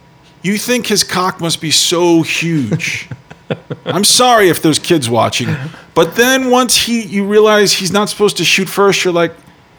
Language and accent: English; East Coast, United States; I say Han where I'm from. Okay. I'm from the East Coast.